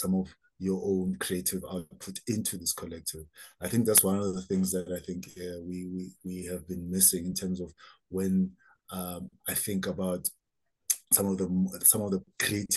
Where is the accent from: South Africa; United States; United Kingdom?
South Africa; Soweto, Gauteng; growing up in Soweto, where there was a lot of political turmoil